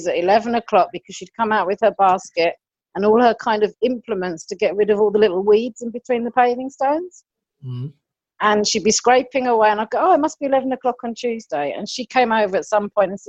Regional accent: London, United Kingdom; moved away as an adult; also born or lived in Brighton; now in Germany; I was brought up in London and I went to Brighton

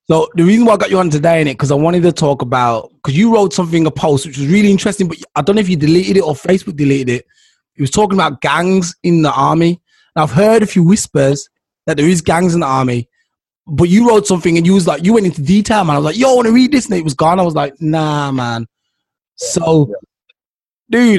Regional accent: Jamaica; I'm Jamaican

